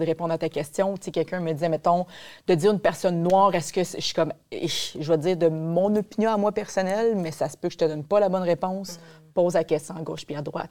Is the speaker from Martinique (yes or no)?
no; Quebec South Shore, Canada; accent: Québécois; je suis fière de mon côté blanc aussi également très québécois de rive sud, puis avec mon accent